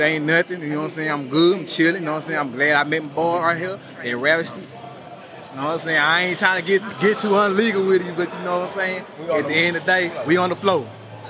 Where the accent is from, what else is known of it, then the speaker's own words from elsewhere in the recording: Hammond, Louisiana, United States; now in Mississippi, United States; I'm from Louisiana, 985. I'm from that bottom, you hear me? Hammond, Louisiana